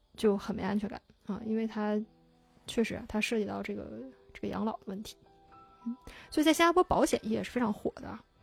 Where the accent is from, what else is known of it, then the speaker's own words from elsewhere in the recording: China; moved away; also born or lived in Singapore; 我是中国人